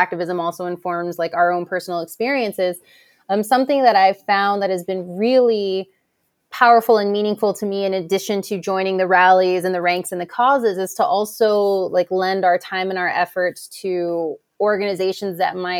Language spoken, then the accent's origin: English; Houston, Texas, United States; moved away as an adult; also born or lived in San Diego; Houston, my hometown